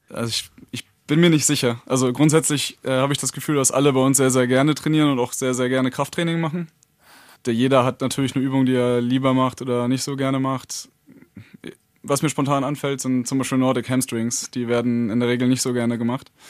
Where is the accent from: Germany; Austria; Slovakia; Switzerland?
Germany; Neumünster, Schleswig-Holstein; moved away as an adult; also born or lived in Lübeck; now in Hannover, Germany; ich bin aus Norddeutschland, äh, geboren in Neumünster, hab lange in Lübeck gelebt und, äh, bin, glaub ich, zweitausendsieben nach Hannover gezogen.